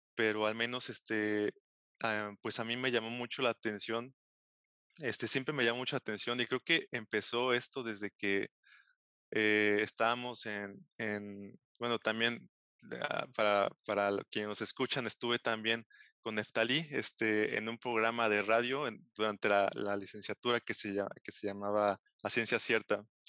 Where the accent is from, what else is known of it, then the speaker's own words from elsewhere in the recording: Xalapa, Veracruz, Mexico; moved away as an adult; also born or lived in Galway, Ireland; yo soy oriundo de Jalapa, Veracruz. Este, ahí nací, ahí crecí